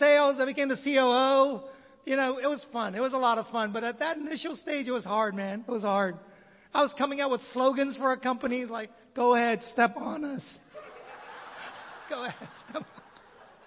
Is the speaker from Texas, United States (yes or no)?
no; San Francisco, California, United States; moved away as an adult; also born or lived in Vietnam; I was born in Vietnam in 1966. The country fell. My dad worked for the State Department. And right before the fall of Saigon, 75, we emigrated to America, San Francisco to be particular